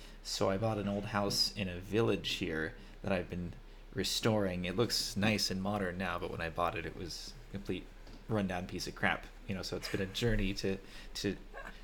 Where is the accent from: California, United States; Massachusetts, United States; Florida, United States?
California, United States; moved away as an adult; now in Armenia; I am American. I'm from California